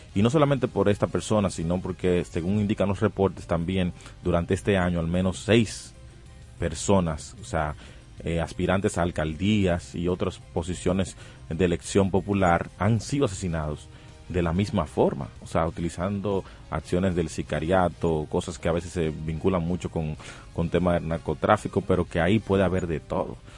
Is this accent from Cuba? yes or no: no; Dominican Republic; Nosotros como República Dominicana